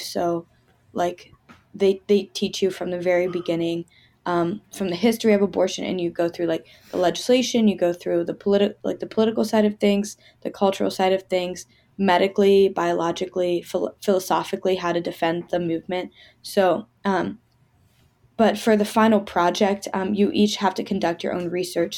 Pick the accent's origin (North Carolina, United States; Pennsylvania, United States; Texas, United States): Pennsylvania, United States; Pittsburgh; I'm from Pittsburgh. I'm back in Pittsburgh now